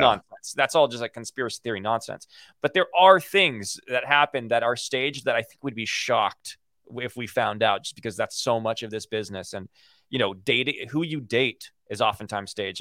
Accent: Los Angeles, California, United States; growing up in Hollywood.

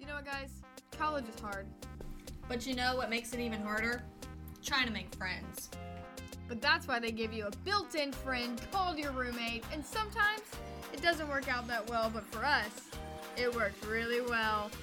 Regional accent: Williamsburg, Virginia, United States; I'm from Williamsburg, Virginia, where I live with my parents

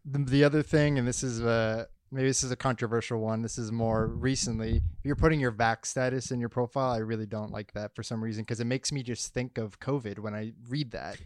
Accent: Massachusetts, United States; I'm not from Florida, I'm from Massachusetts

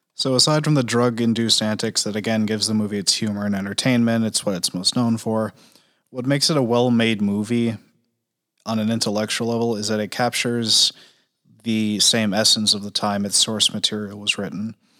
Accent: New England, United States; I'm from New England.

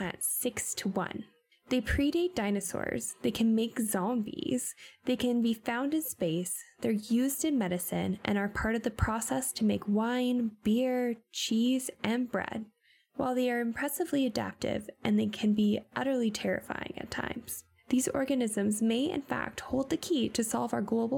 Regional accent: Pacific Northwest, United States; growing up in the Pacific Northwest

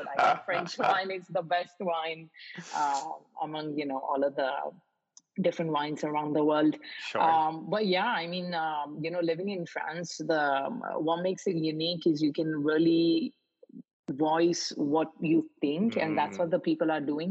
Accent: Mumbai, Maharashtra, India; moved away; also born or lived in Paris; I grew up in Mumbai in India

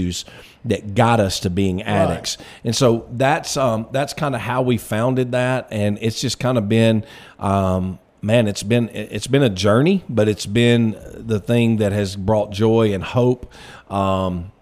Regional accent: Florence, Alabama, United States; moved away as an adult; now in Russellville, United States; Originally, I was from Florence

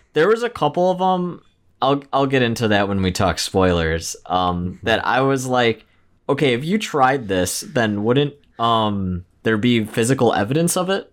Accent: Midwest, United States; we both growing up in the Midwest

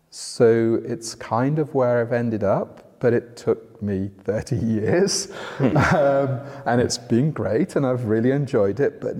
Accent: North West England, United Kingdom; also born or lived in Oxford; now in London, United Kingdom; Uh, yeah, just outside Liverpool. Uh, my parents were from Yorkshire, so my accent's definitely not from down here.

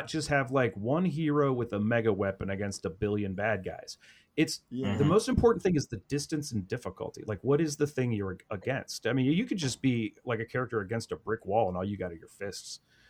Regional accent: Midwest, United States; I'm from the Midwest, man. It's Rust Belt.

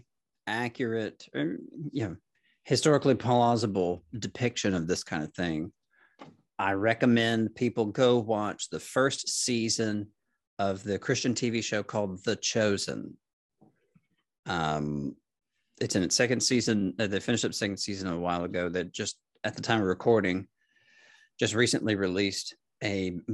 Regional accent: Tennessee, United States; I'm from Tennessee

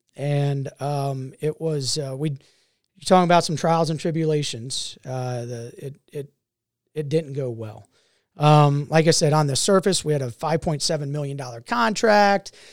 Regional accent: Mason, Ohio, United States; also born or lived in Tampa, Florida / Grafenwöhr, Germany / Sumter, South Carolina; been in Cincinnati since nineteen eighty. So this is home. This is, uh, and I've actually been in, in Mason, Ohio since nineteen eighty.

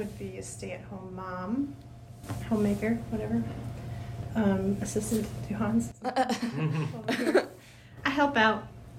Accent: Eau Claire, Wisconsin, United States; also born or lived in Mondovi, Wisconsin; I was born or grew up for the first few years of my life in Mondovi, in the country, not the city. And then my dad got a job with the city of Eau Claire, so we had to move to Eau Claire because he had to live within the city limits.

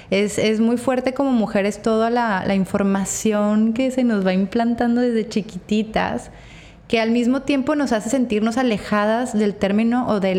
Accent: Torreón, Coahuila, Mexico; now in Mazatlán, Mexico; Todavía Torreón, de donde yo vengo, es una sociedad mucho más cerrada que Mazatlán

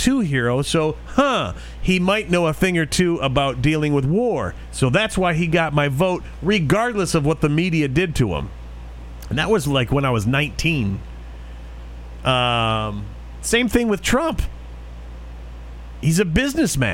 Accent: Detroit, Michigan, United States; my hometown, Detroit, has been a hellhole my whole life

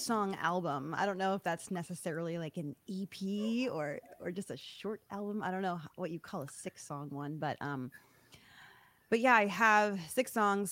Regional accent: Michigan, United States; moved away; I grew up in Michigan

